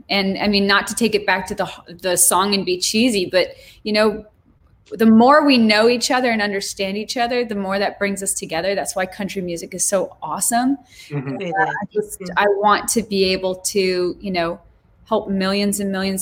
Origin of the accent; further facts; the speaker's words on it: Montana, United States; moved away; also born or lived in Switzerland; growing up in Montana